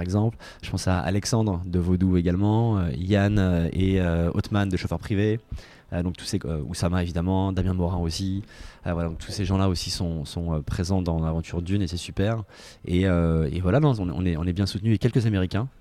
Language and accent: French; France; moved away; also born or lived in San Francisco, United States; j'étais le seul français